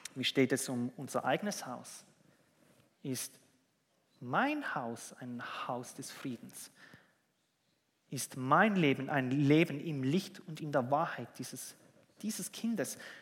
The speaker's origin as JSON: {"language": "German", "country": "Switzerland", "said": "bei uns in der Schweiz"}